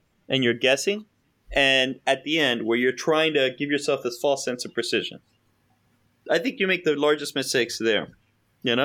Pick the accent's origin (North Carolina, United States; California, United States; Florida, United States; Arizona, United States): Florida, United States; Miami; I'm from Miami